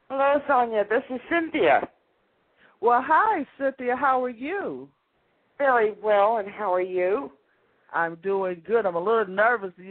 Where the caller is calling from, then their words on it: St. Petersburg, Florida, United States; Yes, I'm calling from St. Petersburg, Florida.